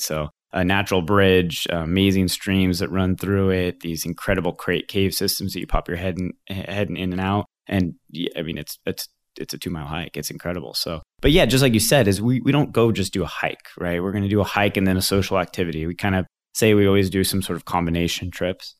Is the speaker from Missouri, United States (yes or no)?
yes; the Ozarks, Missouri, United States; also born or lived in New York City; my background is I grew up here in the Ozarks. I, uh, little tiny town of nine hundred people just across the border in Missouri, actually, is where I grew up